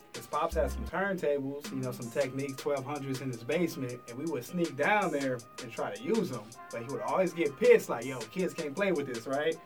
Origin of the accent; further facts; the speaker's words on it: Detroit, Michigan, United States; moved away; growing up in Detroit